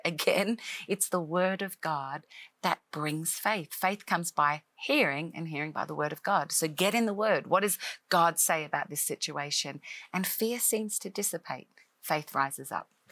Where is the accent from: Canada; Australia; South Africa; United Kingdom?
Australia; moved away as an adult; now in Nashville, United States; I am an Australian-born uh, girl who grew up in Australia most of my life